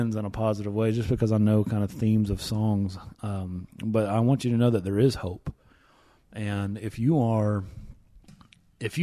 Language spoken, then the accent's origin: English; East Tennessee, United States; I'm from East Tennessee